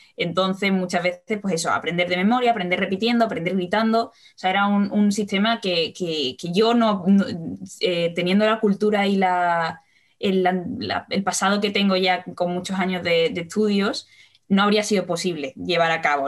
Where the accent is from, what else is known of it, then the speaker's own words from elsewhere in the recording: Seville, Andalusia, Spain; yo soy de Sevilla